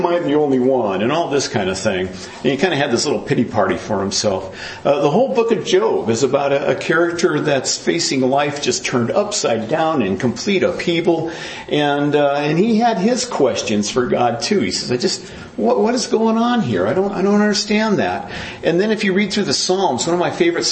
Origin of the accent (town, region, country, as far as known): United States